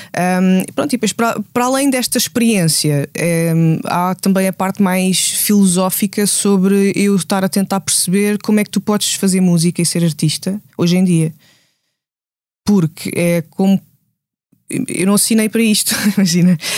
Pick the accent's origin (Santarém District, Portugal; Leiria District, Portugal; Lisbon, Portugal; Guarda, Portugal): Guarda, Portugal; Gouveia; first language Portuguese; moved away; onde eu cresci, em Gouveia